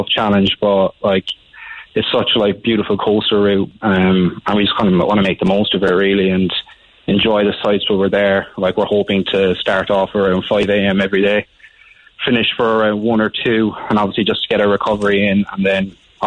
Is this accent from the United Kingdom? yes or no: no; Glanmire, Munster, Ireland; moved away; I'm originally from Glanmire